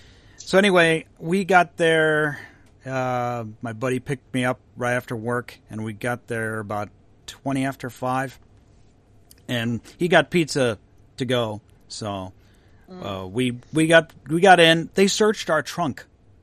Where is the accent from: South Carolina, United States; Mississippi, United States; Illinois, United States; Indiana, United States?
Illinois, United States; McHenry; this is my hometown.